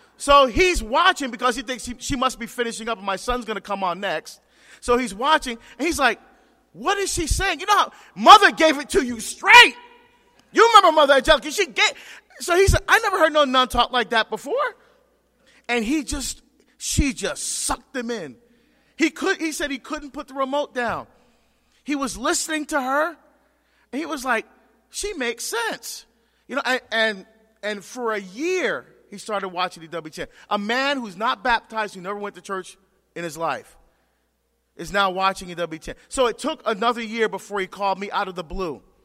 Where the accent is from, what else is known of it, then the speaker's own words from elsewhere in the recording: Barbados; moved away; I'm from Barbados